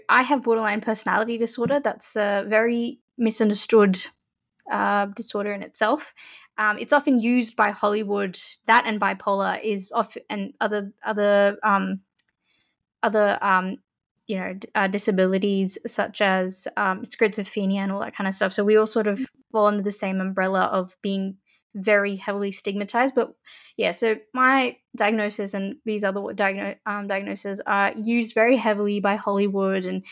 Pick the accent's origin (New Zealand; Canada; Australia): Australia; Sydney, New South Wales; growing up here is an interesting phenomenon for me